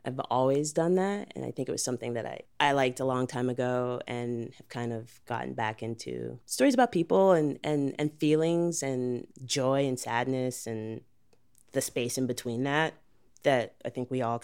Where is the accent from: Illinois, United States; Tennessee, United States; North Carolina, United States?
Illinois, United States; Chicago; I'm from Chicago, Illinois. Grew up all around, mostly on the South Side, Hyde Park, Bronzeville.